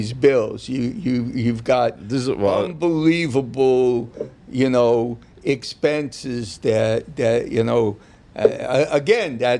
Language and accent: English; New York, United States; my growing up in New York